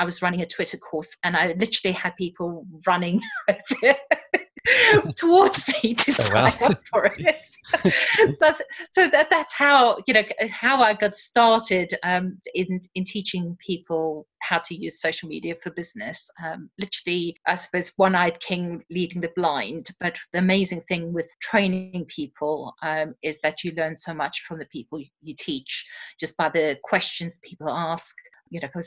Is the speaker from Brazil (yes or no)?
no; South Africa; moved away; also born or lived in Surrey, England; I'm originally from South Africa.